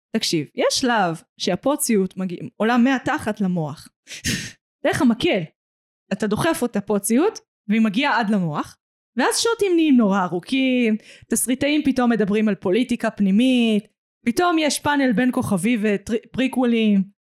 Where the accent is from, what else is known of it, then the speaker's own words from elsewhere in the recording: Israel; בתור ישראלית